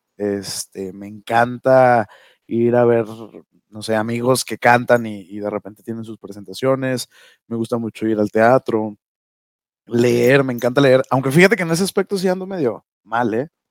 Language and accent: Spanish; Durango, Mexico; now in Ciudad Juárez, Mexico; Soy duranguense